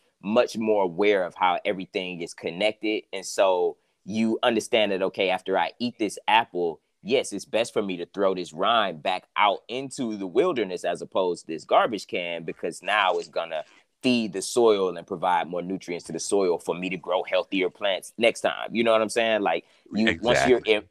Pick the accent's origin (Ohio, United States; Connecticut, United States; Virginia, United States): Ohio, United States; Cleveland; I'm originally from Cleveland, Ohio